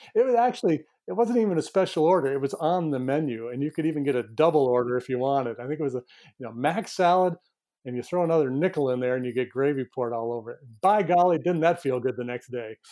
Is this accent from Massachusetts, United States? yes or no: no; northern New York, United States; moved away; this little town that I'm from in northern New York